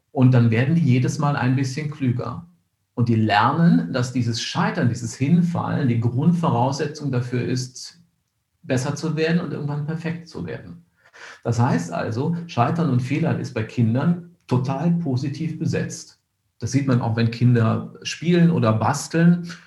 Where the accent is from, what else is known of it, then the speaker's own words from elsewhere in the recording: Cologne, North Rhine-Westphalia, Germany; born there; ich bin in Köln geboren, wenn man sich Bilder anschaut von Köln, wie das nach dem Krieg aussah